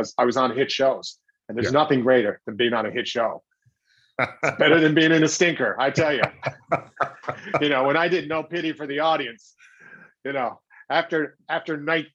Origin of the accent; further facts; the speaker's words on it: Newfoundland and Labrador, Canada; I was obviously from Newfoundland